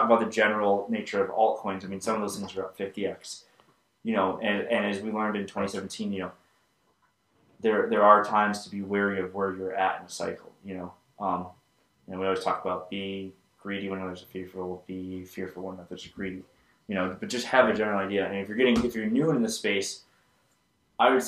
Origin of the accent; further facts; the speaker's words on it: United States; as an American